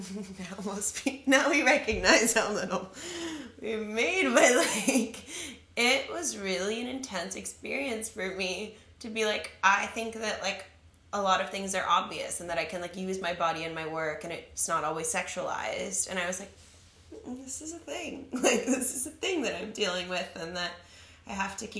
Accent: California, United States; accent: LA accent; now in New York, United States; growing up in California, moving to New York

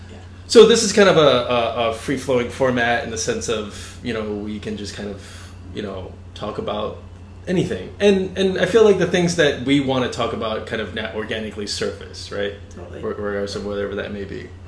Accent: Boston, Massachusetts, United States; also born or lived in Virginia; now in New York, United States; I mean I'm not from New York either. I'm actually I grew up in uh, in Boston and, and Virginia

